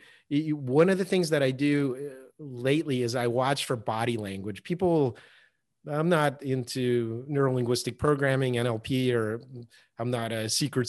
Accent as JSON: {"language": "English", "country": "United States", "said": "And that 5-minute collect call is why I'm an American and not a Canadian."}